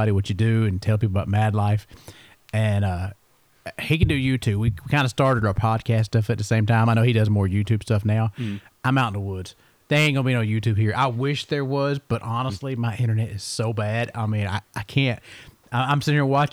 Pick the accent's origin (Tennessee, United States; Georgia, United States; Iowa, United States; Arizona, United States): Georgia, United States; Eatonton; I was born in Putnam County in Eatonton